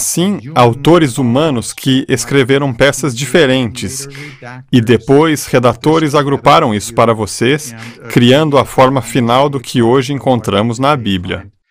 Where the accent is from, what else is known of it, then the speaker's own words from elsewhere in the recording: Germany; moved away; Nasci e fui criado na Alemanha.